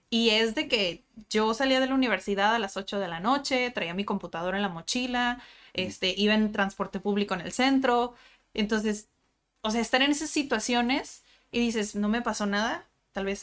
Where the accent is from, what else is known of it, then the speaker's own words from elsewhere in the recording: Tijuana, Baja California, Mexico; Yo soy de Tijuana. Ah, Yo nací en Tijuana, crecí en Tijuana. Y pues sí conozco otras partes del mundo